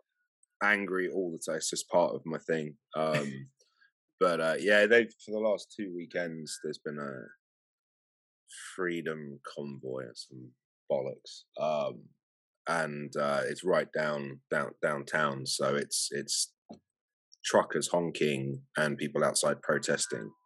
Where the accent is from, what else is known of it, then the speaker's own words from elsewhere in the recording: London, United Kingdom; I was born in England, London